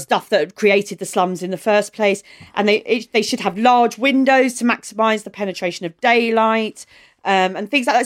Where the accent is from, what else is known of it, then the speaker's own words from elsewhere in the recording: Maidstone, South East England, United Kingdom; I grew up in Kent, which still has the eleven plus